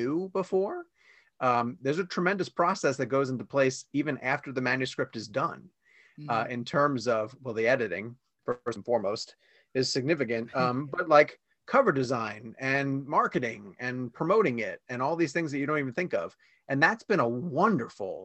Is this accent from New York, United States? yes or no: yes; New York, United States; moved away as an adult; also born or lived in Washington, D.C.; now in Charlotte, United States; I was born in New York. I was there through high school and then I moved down to Washington, D.C.